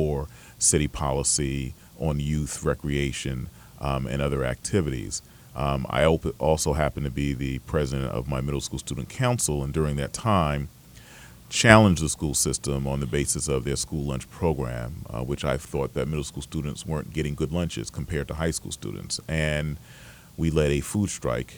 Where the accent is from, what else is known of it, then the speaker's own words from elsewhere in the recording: Hackensack, New Jersey, United States; I was born and raised in Hackensack. I'm a New Jersey boy